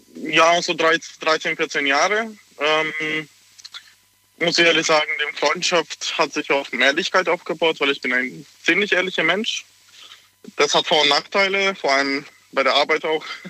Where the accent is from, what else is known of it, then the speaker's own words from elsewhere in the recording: Hungary; now in Pforzheim, Germany; ich komme aus Ungarn